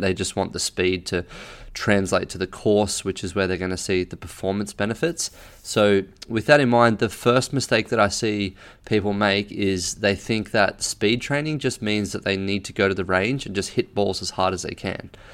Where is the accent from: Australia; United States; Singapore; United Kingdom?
Australia; I'm an Australian